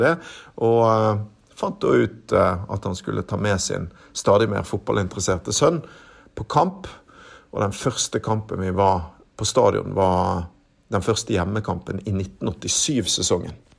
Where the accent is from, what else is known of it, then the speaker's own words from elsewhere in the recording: Bergen, Vestland, Norway; jeg er født og oppvokst i Bergen